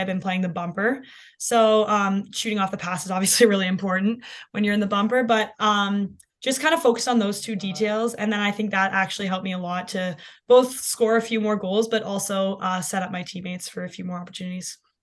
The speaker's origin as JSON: {"language": "English", "town": "London", "region": "Ontario", "country": "Canada", "tie": "born or raised there", "said": "growing up in London"}